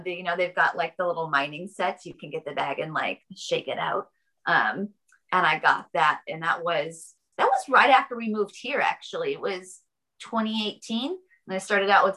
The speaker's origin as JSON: {"language": "English", "region": "Kansas", "country": "United States", "tie": "born or raised there", "moved": "yes", "lives_now": "North Carolina, United States", "said": "I was born and raised in Kansas."}